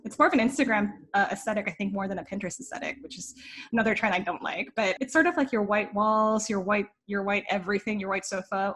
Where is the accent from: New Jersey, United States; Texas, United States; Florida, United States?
New Jersey, United States; moved away as an adult; also born or lived in New York City; now in Los Angeles, United States; I was raised in New Jersey and I lived in New York for almost a decade